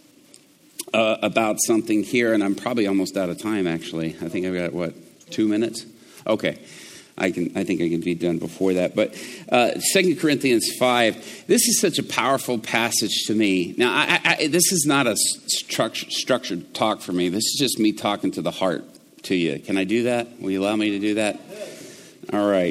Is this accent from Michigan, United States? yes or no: no; Atlanta, Georgia, United States; growing up in Atlanta